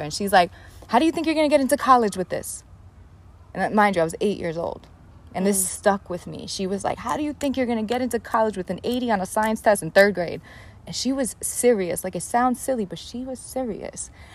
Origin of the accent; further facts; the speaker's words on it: New York City, New York, United States; I grew up in the South Bronx in the projects of the South Bronx to a single mom Puerto Rican family